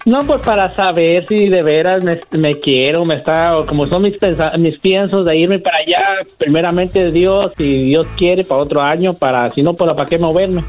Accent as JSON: {"language": "Spanish", "town": "Tepatitlán", "region": "Jalisco", "country": "Mexico", "said": "yo soy de Jalisco, de Tepatitlán"}